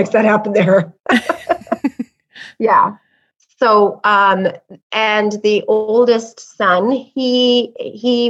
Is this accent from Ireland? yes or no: no; Canada; We're from Canada